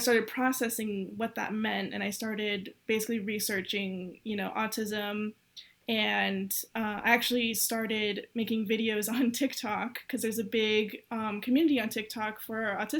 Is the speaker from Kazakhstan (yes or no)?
no; Southern California, United States; moved away as an adult; now in Miami, United States; I grew up in California, Southern California, kind of in a really small city that no one knows